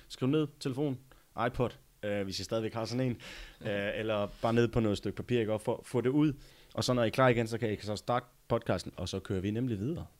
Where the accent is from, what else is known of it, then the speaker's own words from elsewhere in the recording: Denmark; also born or lived in United States; jeg flyttede tilbage fra USA til Danmark